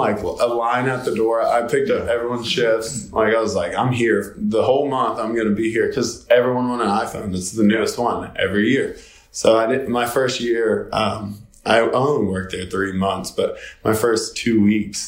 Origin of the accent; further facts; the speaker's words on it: Knoxville, Tennessee, United States; also born or lived in Murfreesboro, Tennessee; now in Nashville, United States; I grew up in Knoxville, Tennessee